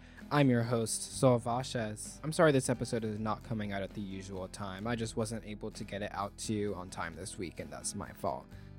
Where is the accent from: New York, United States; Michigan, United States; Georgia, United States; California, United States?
New York, United States; New York, my hometown. Well, my home city.